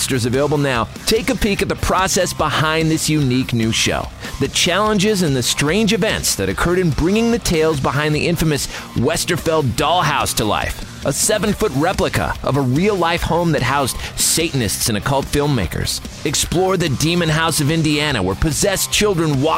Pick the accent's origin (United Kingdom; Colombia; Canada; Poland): Canada; Toronto, Ontario; now in Los Angeles, United States; I'm from the Toronto area myself. I guess an expatriate, as they call it. Now down here in LA.